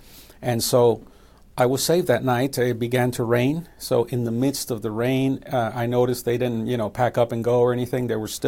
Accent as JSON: {"language": "English", "town": "Chicago", "region": "Illinois", "country": "United States", "tie": "born or raised there", "said": "My mother comes from Mexico, and my father was from Costa Rica. And they met in Chicago, and I was born and raised in Chicago."}